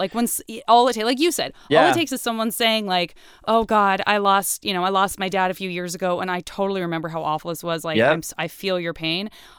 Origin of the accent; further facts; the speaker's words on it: Arizona, United States; A lot of people think I'm from the Midwest or I'm Canadian. I'm from Arizona.